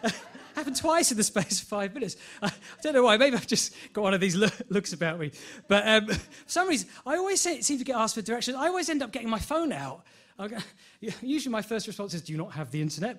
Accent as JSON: {"language": "English", "town": "Enfield", "region": "London", "country": "United Kingdom", "tie": "born or raised there", "said": "I'm from Enfield all my life, so I know, I know London quite well."}